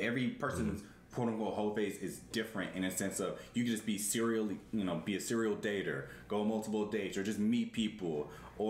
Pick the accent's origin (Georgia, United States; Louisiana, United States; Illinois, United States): Georgia, United States; us growing up in Georgia